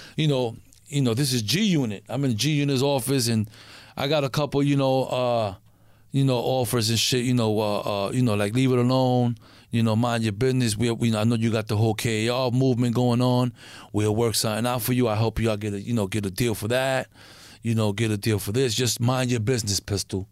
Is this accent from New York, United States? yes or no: yes; New York, United States; I'm from New York